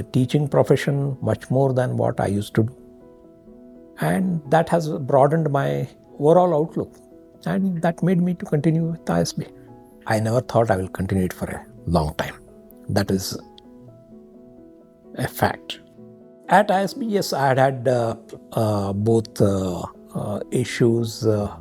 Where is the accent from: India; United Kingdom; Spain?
India; Karnataka; moved away; I'm from Karnataka.